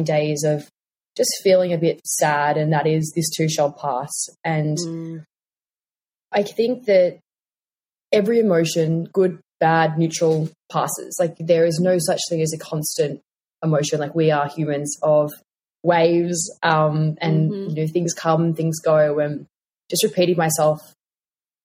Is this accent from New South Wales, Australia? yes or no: no; Tasmania, Australia; moved away; I'm from Tassie originally